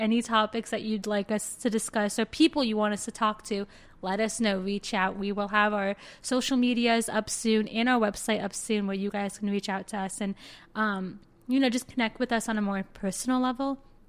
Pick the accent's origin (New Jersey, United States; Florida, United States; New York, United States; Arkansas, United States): Florida, United States; now in Chicago, United States; I am originally from South Florida. I moved to Chicago about 3 years ago.